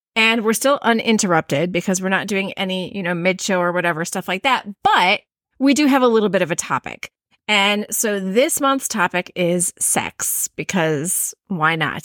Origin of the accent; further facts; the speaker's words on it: Midwest, United States; accent: Midwestern; my Midwestern accent